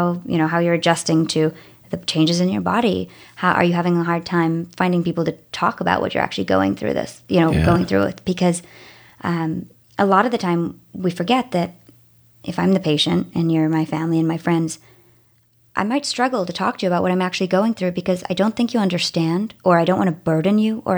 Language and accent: English; South Africa; I'm from South Africa, and we moved every 2 years until I was a teenager, countries or states.